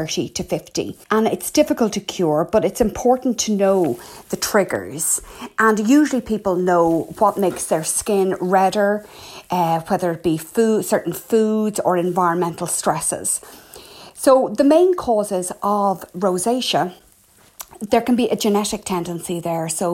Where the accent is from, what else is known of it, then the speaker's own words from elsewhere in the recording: Ireland; I'm …